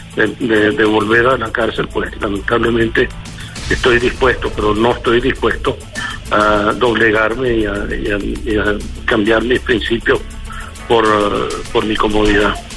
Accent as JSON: {"language": "Spanish", "country": "Venezuela", "moved": "yes", "said": "estoy lejos pero no estoy ausente y estoy muy orgulloso de mi pueblo"}